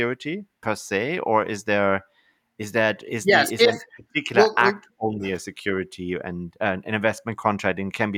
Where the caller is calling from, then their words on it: Canada; So just for context, actually, so I'm talking from Canada.